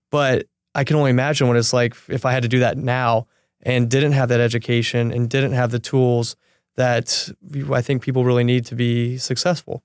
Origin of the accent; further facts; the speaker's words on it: Midwest, United States; moved away as an adult; now in Los Angeles, United States; I'm originally from the Midwest